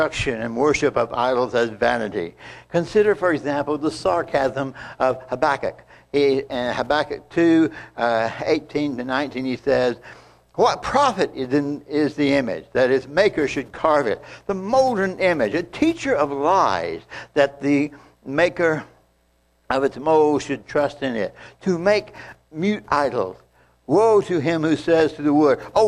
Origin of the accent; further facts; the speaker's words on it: Texas, United States; I grew up in Texas